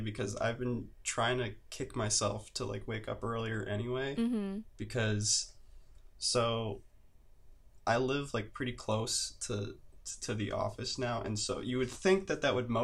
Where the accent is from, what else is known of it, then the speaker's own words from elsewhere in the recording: Cleveland, Ohio, United States; moved away as an adult; also born or lived in Boston; now in Los Angeles, United States; I hail from Cleveland, Ohio.